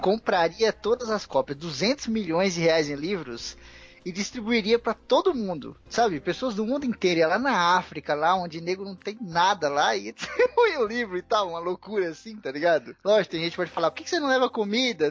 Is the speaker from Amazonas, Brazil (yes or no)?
no; Osasco, São Paulo, Brazil; Eu sou daqui de São Paulo e muitos amigos meus são daqui também. Eu cresci em Osasco